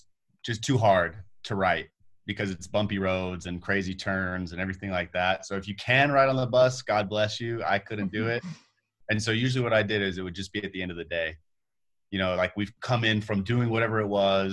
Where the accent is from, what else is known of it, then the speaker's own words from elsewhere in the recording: Las Vegas, Nevada, United States; I'm from Las Vegas. I grew up here